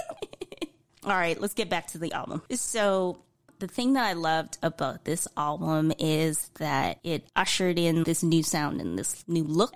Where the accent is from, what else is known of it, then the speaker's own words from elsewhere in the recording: Canada; As a Canadian